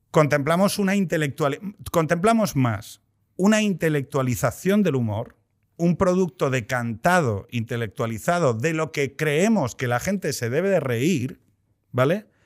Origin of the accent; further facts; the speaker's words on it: Asturias, Spain; Yo soy de Asturias